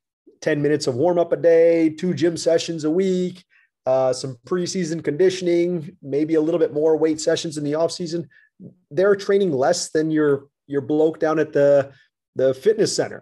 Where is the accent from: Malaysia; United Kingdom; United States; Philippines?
United States; as an American